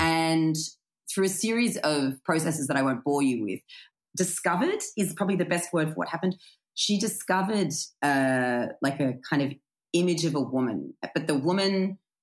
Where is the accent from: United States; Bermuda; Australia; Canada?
Australia; I grew up in a country town